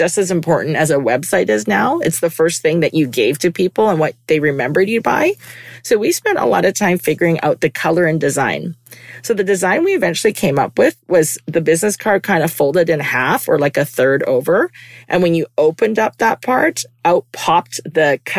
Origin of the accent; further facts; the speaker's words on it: Vancouver, British Columbia, Canada; moved away as an adult; also born or lived in United States; I was born and raised in Vancouver